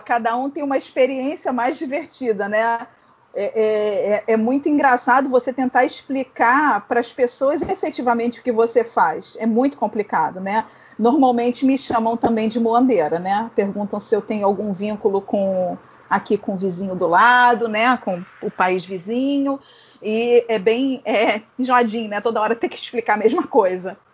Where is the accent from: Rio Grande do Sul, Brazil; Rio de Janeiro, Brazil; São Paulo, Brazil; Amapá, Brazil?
Rio de Janeiro, Brazil; Eu sou do Rio